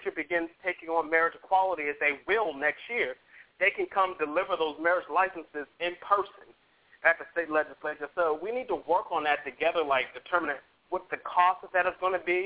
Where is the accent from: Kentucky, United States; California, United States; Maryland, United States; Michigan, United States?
Maryland, United States; moved away as an adult; now in Atlanta, United States; my home state of Maryland